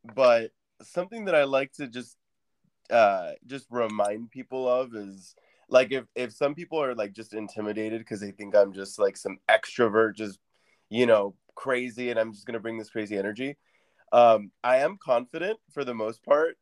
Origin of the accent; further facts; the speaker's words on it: Orange County, California, United States; moved away as an adult; now in Phoenix, United States; when I moved to Arizona from California, from Orange County